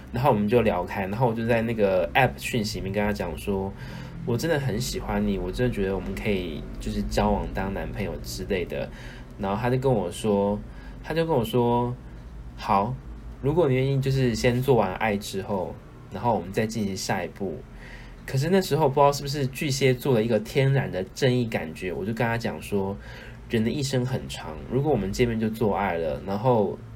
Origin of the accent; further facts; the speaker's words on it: Taiwan; moved away as an adult; now in Australia; 因为我是一个台湾人